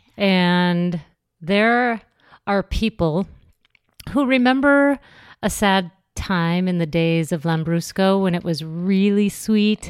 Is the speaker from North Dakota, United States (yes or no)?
yes; North Dakota, United States; also born or lived in Minnesota / Los Angeles; now in New York, United States; I grew up in North Dakota.